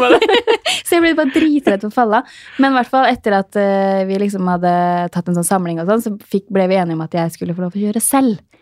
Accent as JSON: {"language": "Norwegian", "town": "Fredrikstad", "region": "Østfold", "country": "Norway", "tie": "born or raised there", "said": "jeg som er født i Fredrikstad"}